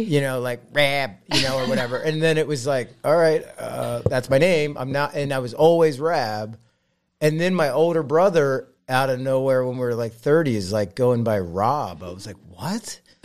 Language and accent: English; Philadelphia, Pennsylvania, United States; I grew up here in Philly